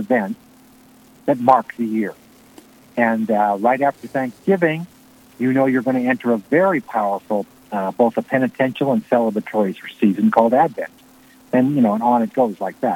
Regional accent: Glen Ellyn, Illinois, United States; my hometown, Glen Ellyn, Illinois

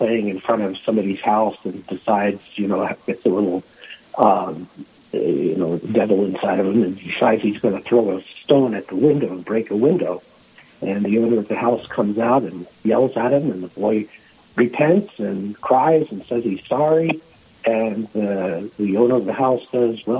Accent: Philadelphia, Pennsylvania, United States; moved away as an adult; also born or lived in South Dakota; now in Rapid City, United States; I am originally from Pennsylvania, from the Philadelphia area

